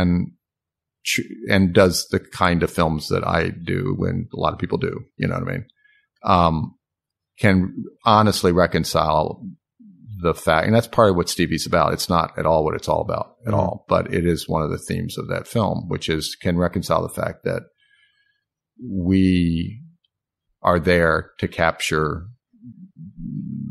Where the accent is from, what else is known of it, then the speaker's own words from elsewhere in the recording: Hampton, Virginia, United States; now in Oak Park, United States; my hometown